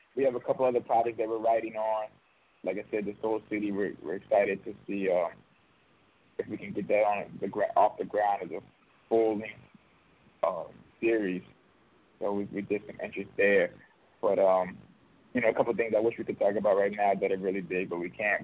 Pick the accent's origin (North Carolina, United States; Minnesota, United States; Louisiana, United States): Louisiana, United States; New Orleans; I'm actually from New Orleans, so a lot of the stories are just stories that you know I've grown up